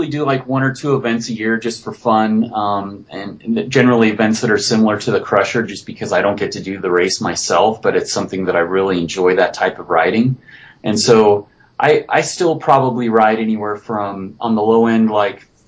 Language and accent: English; Beaver, Utah, United States; down in southern Utah, in my hometown in Beaver